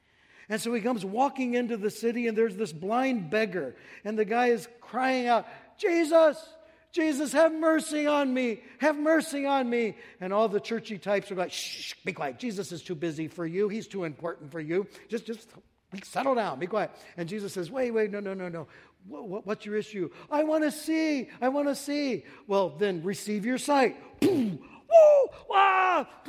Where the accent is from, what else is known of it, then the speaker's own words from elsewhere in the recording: Hayward, Wisconsin, United States; You know, I came from Hayward, Wisconsin, way up in the frozen tundra amongst God's frozen chosen, way up there. And I came down here south